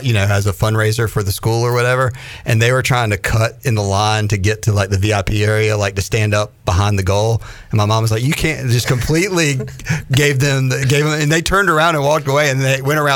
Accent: Raleigh, North Carolina, United States; I grew up in Raleigh

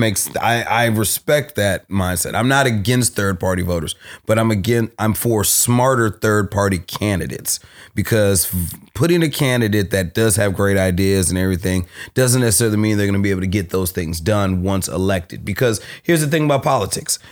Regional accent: Berkeley, California, United States; being from Berkeley, I grew up on, I grew up in South Berkeley

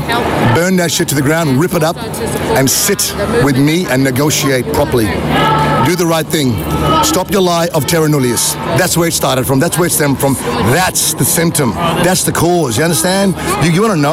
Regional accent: Gulf of Carpentaria, Queensland, Australia; I'm from the Wanyangada and Gungala peoples in the Gulf of Carpentaria

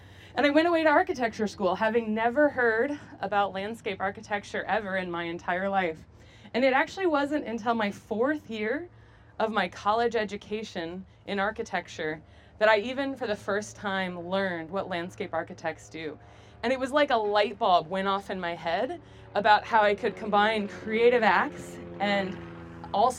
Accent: United States; I grew up near the Mississippi River

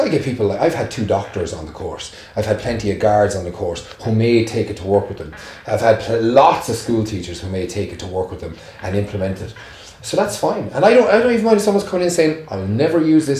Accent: Clonmel, Munster, Ireland; I'm from Tipperary, right? So I was a country boy from Clonmel in Tipperary

